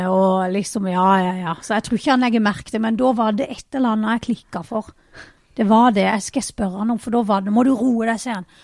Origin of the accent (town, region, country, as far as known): Vennesla, Agder, Norway; born or raised there